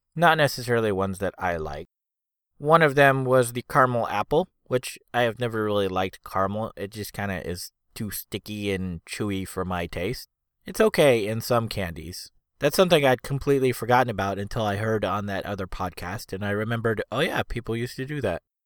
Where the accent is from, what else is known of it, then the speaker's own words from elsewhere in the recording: Foster City, California, United States; the house we had at the time where I grew up was in Foster City